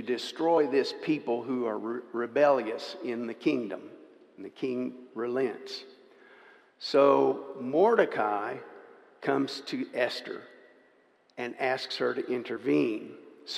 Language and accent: English; Dallas, Texas, United States; I was raised in Dallas, Texas